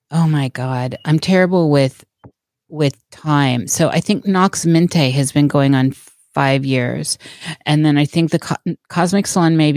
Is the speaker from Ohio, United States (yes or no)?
no; Des Moines, Iowa, United States; born there; I was born in Des Moines, Iowa, and lived there for a while and I've been a gypsy ever since.